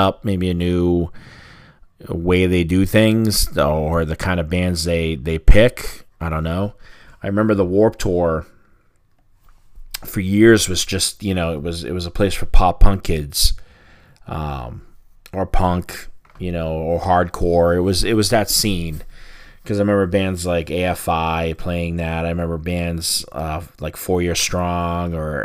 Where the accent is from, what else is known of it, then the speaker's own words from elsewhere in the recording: Boston, Massachusetts, United States; my hometown